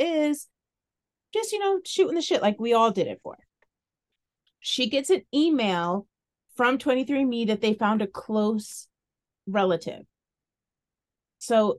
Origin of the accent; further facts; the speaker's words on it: Midwest, United States; I am a Midwestern bitch